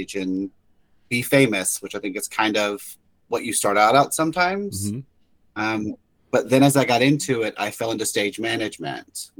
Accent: Memphis, Tennessee, United States; moved away as an adult; now in Florida, United States; I'm originally from Memphis area.

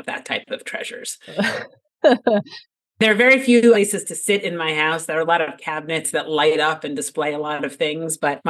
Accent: Ardsley, New York, United States; I grew up in a suburb outside of New York City. It's called Ardsley, New York, in Westchester, small town.

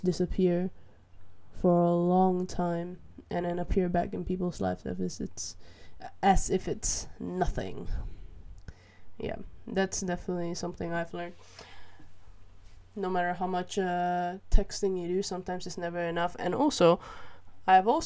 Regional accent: Malaysia; now in Netherlands; Growing up in Malaysia

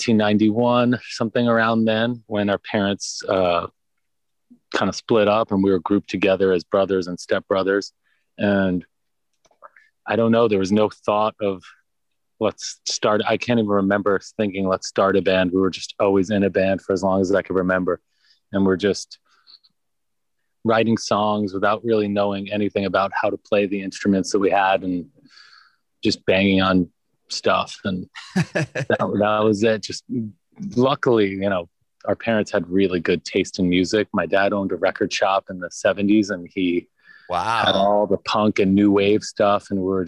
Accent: New York City, New York, United States; We're born and raised originally in the Bay Ridge neighborhood of Brooklyn

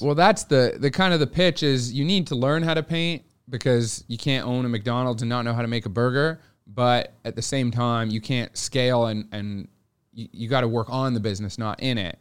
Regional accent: Montreal, Quebec, Canada; moved away as an adult; now in Toronto, Canada; I grew up in Montreal

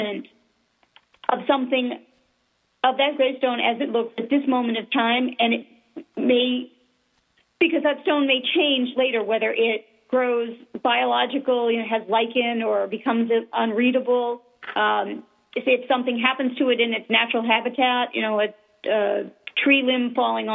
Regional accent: Massachusetts, United States; I grew up in Massachusetts

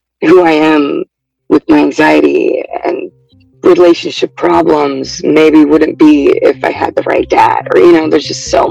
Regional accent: Oregon, United States; I'm 36, and I'm from Oregon

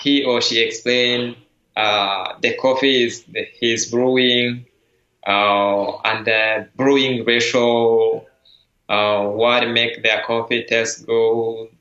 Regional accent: Rwanda; now in San Francisco Bay Area, United States; I'm from Rwanda, I'm the barista champion

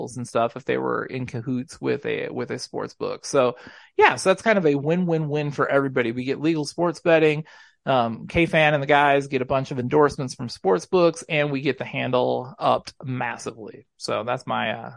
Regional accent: Hutchinson, Minnesota, United States; my hometown of Hutchinson

